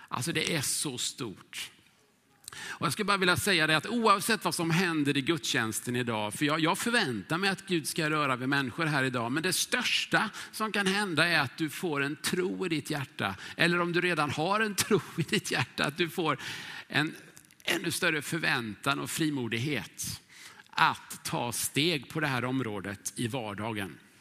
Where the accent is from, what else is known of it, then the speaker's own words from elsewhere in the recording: Huskvarna, Jönköping County, Sweden; moved away as an adult; now in Stockholm, Sweden; växte jag upp i Huskvarna